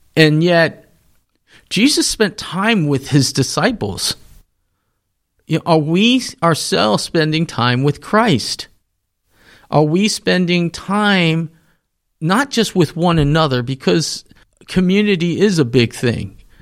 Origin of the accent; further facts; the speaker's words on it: the South, United States; I'm going to say y'all because I'm from the South